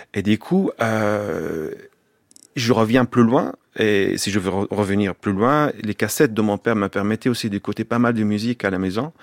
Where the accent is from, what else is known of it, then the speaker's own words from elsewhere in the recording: Bethlehem, Palestine; French is a second language; moved away as an adult; also born or lived in Jerusalem; Jusqu'à 19 ans. Je suis grandi à Bethléem. Je suis né à Jérusalem